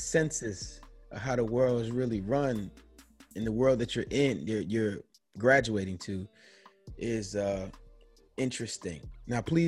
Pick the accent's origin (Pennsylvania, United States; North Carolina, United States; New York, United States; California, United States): New York, United States; I'm from New York. In New York, people don't talk to people